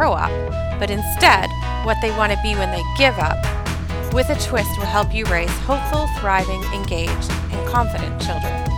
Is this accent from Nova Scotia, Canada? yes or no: no; Toronto, Ontario, Canada; I grew up in Toronto, Ontario, Canada